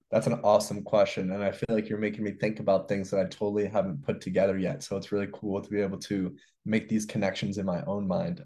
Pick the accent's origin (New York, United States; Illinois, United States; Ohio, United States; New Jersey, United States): New York, United States; New York City; also born or lived in Montreal, Canada; I grew up in New York City. I went to school in the Bronx.